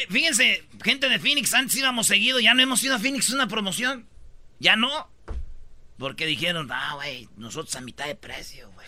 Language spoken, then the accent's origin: Spanish; Jiquilpan, Michoacán, Mexico; mi pueblo, Jiquilpan, Michoacán